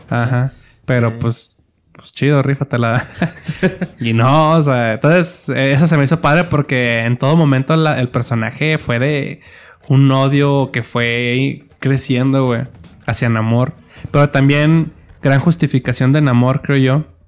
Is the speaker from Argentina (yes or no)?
no; Mexico